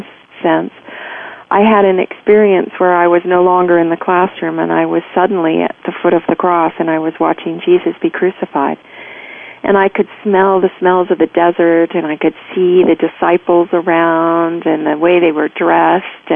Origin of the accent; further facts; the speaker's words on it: United States; also born or lived in Virginia / Georgia; I grew up in Virginia and Georgia